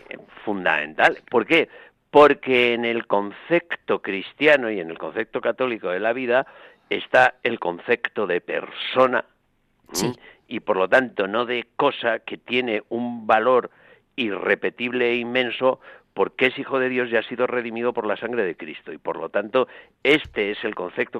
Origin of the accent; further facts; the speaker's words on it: Spain; los españoles